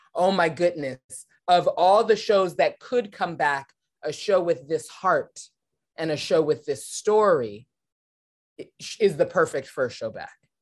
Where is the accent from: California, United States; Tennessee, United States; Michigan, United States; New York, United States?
California, United States; Los Angeles; I was born and raised in Los Angeles, California, around the T V and film industry